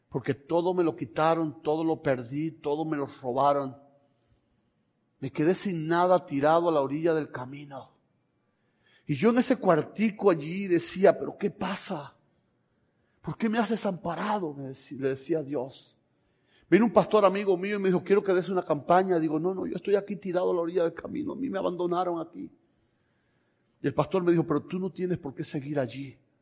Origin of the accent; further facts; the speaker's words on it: Camagüey, Cuba; moved away as an adult; also born or lived in Tennessee, United States; now in United States; vivimos en Camagüey, somos de Camagüey